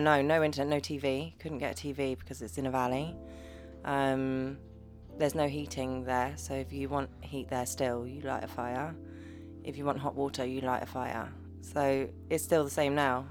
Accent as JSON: {"language": "English", "area": "Devon", "region": "South West England", "country": "United Kingdom", "tie": "born or raised there", "said": "I grew up in Devon in uh, a little house my dad built, a little bungalow."}